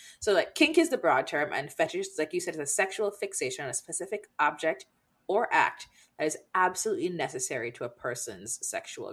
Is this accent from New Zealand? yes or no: no; Jamaica; we grew up in Jamaica.